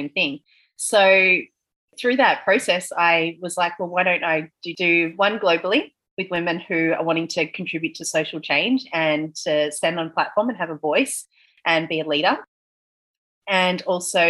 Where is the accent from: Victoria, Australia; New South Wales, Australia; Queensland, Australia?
Victoria, Australia; Melbourne; moved away as an adult; now in Bali, Indonesia; I'm from Melbourne and I've lived my whole life in Melbourne